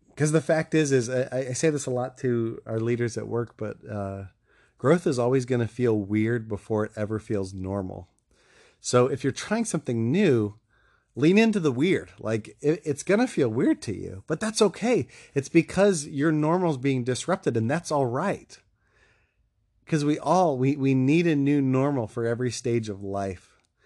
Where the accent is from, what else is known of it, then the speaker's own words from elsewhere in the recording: Ohio, United States; moved away; my home state of Ohio